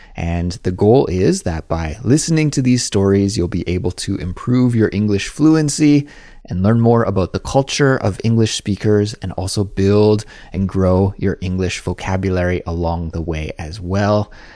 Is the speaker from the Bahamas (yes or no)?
no; Kelowna, British Columbia, Canada; moved away as an adult; now in South Korea; my hometown is Kelowna, that is in Western Canada, and I grew up eating pierogies